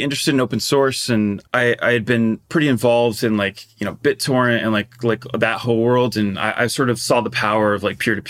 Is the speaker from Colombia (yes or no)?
no; Portugal; I grew up in Portugal